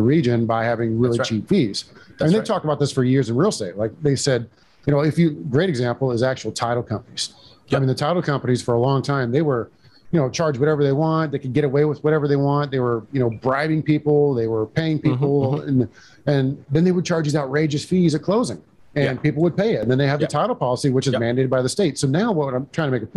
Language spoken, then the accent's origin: English; Texas, United States; being a Texan